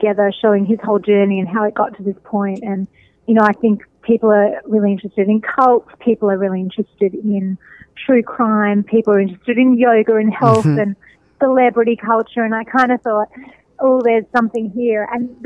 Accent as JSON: {"language": "English", "town": "Melbourne", "region": "Victoria", "country": "Australia", "tie": "born or raised there", "moved": "as an adult", "lives_now": "United States", "said": "I'm from Australia originally, and I think about, I've lived in the States for the last 15 years, but about 20 years ago in Melbourne, my hometown"}